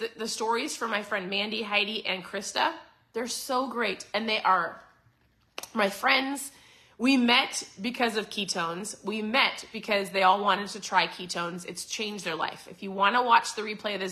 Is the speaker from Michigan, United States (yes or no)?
no; Minnesota, United States; moved away as an adult; also born or lived in Southeast Florida; now in Florida, United States; I'm a Minnesota girl. So born and raised in Minnesota